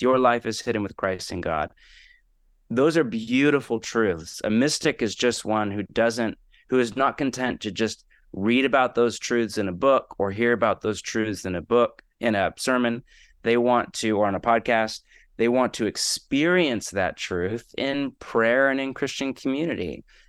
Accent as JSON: {"language": "English", "region": "California", "country": "United States", "tie": "born or raised there", "also_born_or_lived": "Portland, Oregon", "moved": "as an adult", "lives_now": "Los Angeles, United States", "said": "I am born and raised on the West Coast, grew up in California, but spent the last twenty or so years in Portland, Oregon"}